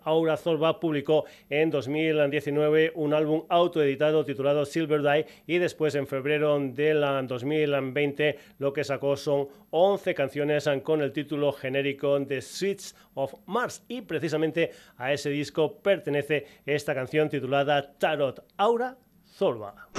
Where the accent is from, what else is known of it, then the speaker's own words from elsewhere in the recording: Extremadura, Spain; me encanta meter gente de mi tierra, de Extremadura